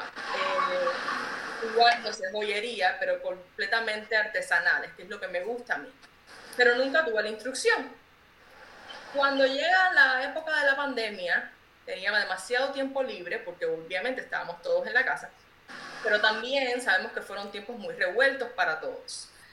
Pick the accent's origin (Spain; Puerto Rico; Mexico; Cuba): Cuba; moved away as an adult; now in Cincinnati, United States; soy de Cuba